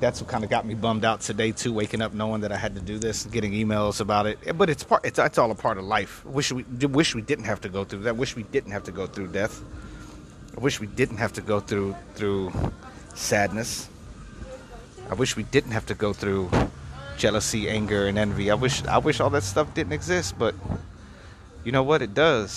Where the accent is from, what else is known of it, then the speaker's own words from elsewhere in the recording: Texas, United States; now in Los Angeles, United States; Texas, I can't really get back to, you know? I would love to be able to go back and regroup and recharge my batteries in my hometown